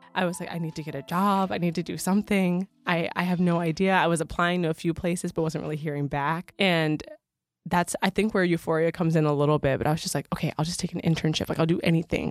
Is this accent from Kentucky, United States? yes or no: no; Michigan, United States; moved away; I'm from Michigan, also feeling a little bit out of place there 'cause I'm not a Southern girl